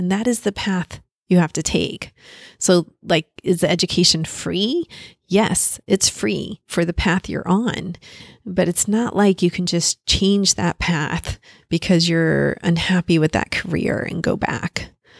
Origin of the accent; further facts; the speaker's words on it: Paris, Île-de-France, France; born there; I was born in Paris. It's my favorite country to visit.